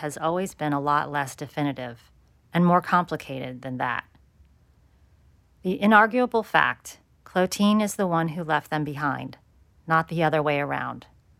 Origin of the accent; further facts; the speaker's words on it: Phoenix, Arizona, United States; born there; 14 months before I was born in Phoenix.